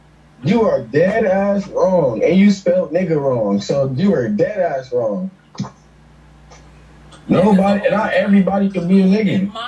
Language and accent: English; Los Angeles, California, United States; I'm from Los Angeles.